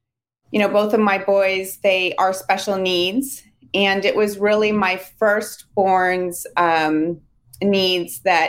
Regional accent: Hayward, California, United States; I am calling in from Hayward, California.

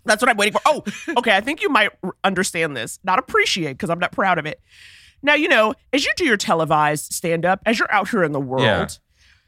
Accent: New York City, New York, United States; Harlem, born and raised

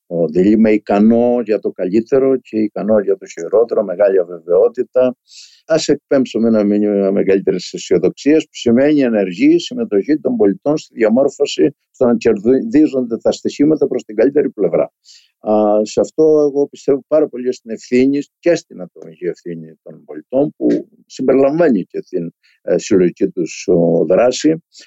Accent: a village in Crete, Greece; moved away; σε ένα χωριό τη δεκαετία του 50 της, ε, της Κρήτης. Το σύμπαν μου ήταν το χωριό μου.

